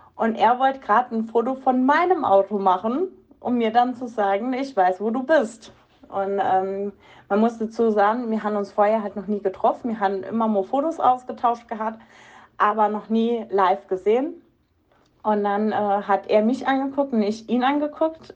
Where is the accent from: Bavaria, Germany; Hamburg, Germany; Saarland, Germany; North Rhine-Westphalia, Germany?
Saarland, Germany; moved away; ich bin ja ursprünglich aus dem Saarland